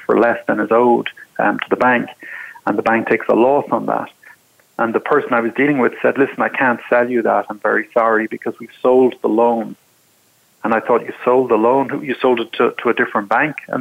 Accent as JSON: {"language": "English", "country": "Ireland", "moved": "as an adult", "lives_now": "United States", "said": "I'm from Ireland originally"}